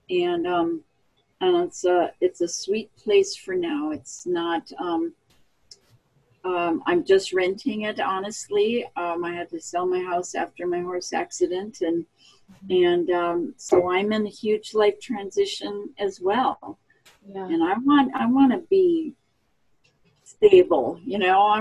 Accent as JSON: {"language": "English", "region": "Minnesota", "country": "United States", "tie": "born or raised there", "also_born_or_lived": "Oregon", "said": "I was born in Oregon. I came from originally from the Northwest. I grew up in Minnesota."}